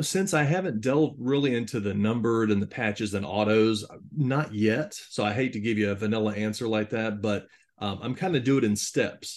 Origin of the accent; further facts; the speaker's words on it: Jacksonville, Florida, United States; I'm from the Jacksonville, Florida area